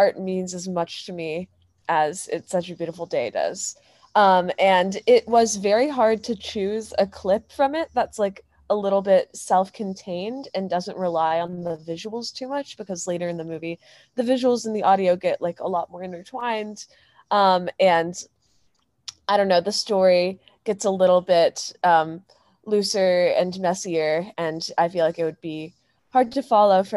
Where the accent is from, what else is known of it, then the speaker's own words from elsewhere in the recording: Houston, Texas, United States; moved away as an adult; I'm from Houston, Texas